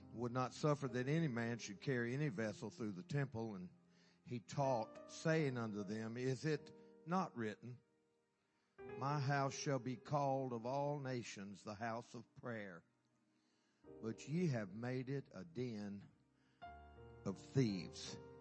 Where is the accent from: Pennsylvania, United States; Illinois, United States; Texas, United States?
Texas, United States; Carthage; I'm from Texas, Carthage, Carthage, my hometown.